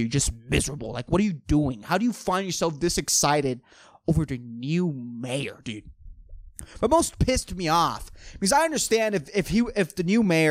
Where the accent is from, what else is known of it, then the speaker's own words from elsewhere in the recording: Puerto Rico; still living in my hometown